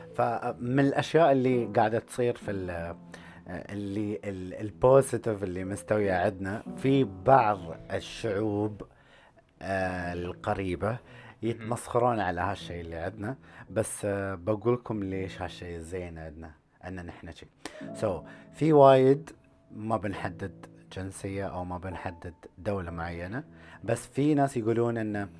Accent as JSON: {"language": "Arabic", "country": "United Arab Emirates", "said": "اني انا اماراتي اوكي وعندي شيوخ وعندي اهل وعندي اسم اماراتي"}